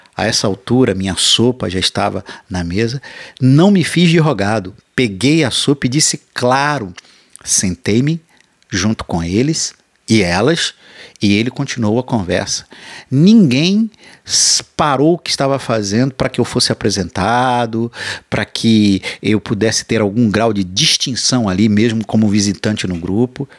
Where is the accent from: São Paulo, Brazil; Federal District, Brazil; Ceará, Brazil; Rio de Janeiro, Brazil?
Rio de Janeiro, Brazil; como bom carioca